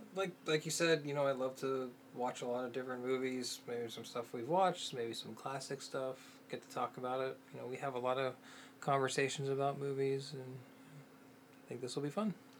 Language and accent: English; Pittsburgh, Pennsylvania, United States; grew up in Pittsburgh, Pennsylvania, where Night of the Living Dead was made